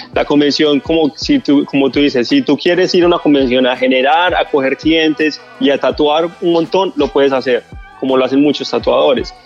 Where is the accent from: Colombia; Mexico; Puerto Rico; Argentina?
Colombia; Medellín, Antioquia; moved away as an adult; now in Miami, United States; Yo soy de Colombia, de la ciudad de Medellín. Resido aquí en Estados Unidos aproximadamente de como ocho años